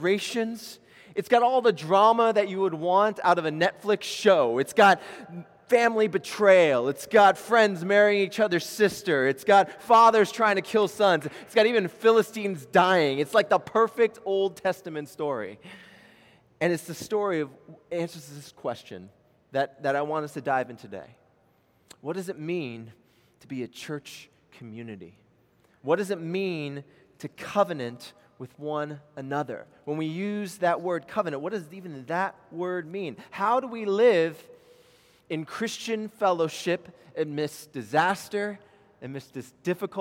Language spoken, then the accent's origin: English; Maryland, United States; moved away as an adult; also born or lived in Los Angeles, California; now in Charleston, United States; I was born in L.A., we moved to Maryland, and I grew up my entire life there